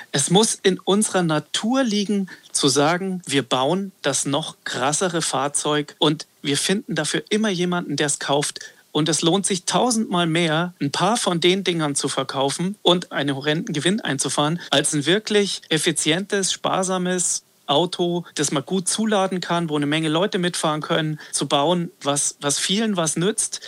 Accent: Gmund am Tegernsee, Bavaria, Germany; Ich bin am Tegernsee groß geworden, in Gmund am Tegernsee, am Nordende des Tegernsees

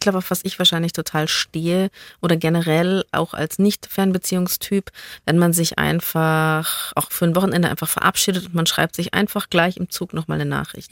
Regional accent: Bavaria, Germany; als Bayer

